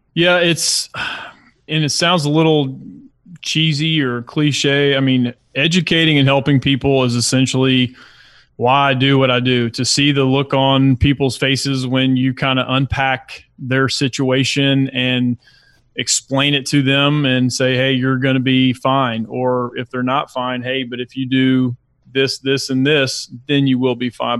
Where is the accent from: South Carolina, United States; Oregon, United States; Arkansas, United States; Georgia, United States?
Georgia, United States; Lilburn; also born or lived in Brunswick, Georgia; he got a job in the Gwinnett County area and we lived in Lilburn